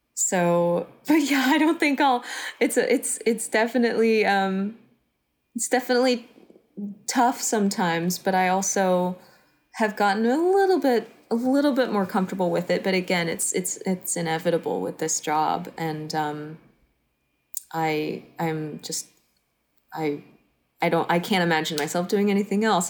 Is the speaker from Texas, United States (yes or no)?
yes; Texas, United States; moved away; I grew up in Texas